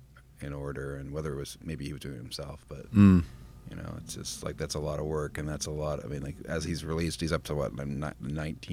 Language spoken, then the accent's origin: English; Canada; As a Canadian that grew up in the public school system